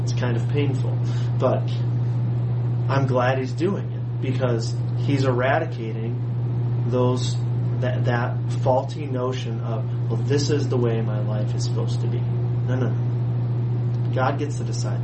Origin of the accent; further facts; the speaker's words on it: United States; especially as American Christians